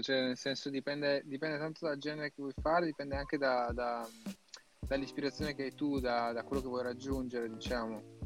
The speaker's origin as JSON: {"language": "Italian", "area": "province of Verona", "region": "Veneto", "country": "Italy", "moved": "yes", "lives_now": "Milan, Italy", "said": "io vengo dalla provincia di Verona quindi dal paesetto di 10-15 mila persone"}